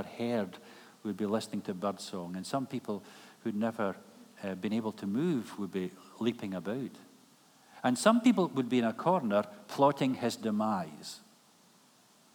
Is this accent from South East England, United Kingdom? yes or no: no; Kilmarnock, Scotland, United Kingdom; moved away as an adult; Kilmarnock is my hometown